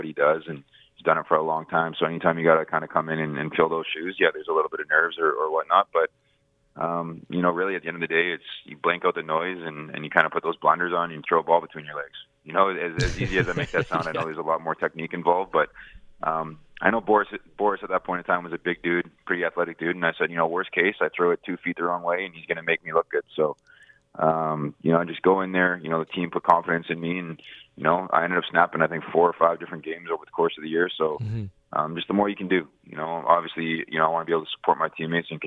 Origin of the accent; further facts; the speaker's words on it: Winnipeg, Manitoba, Canada; moved away as an adult; now in Montreal, Canada; play for my hometown team